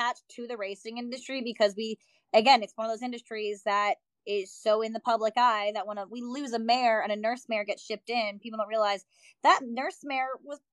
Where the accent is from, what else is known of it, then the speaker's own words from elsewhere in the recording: Wyoming, United States; I grew up a lot on the Western farms, but all the Western farms I was at out in Wyoming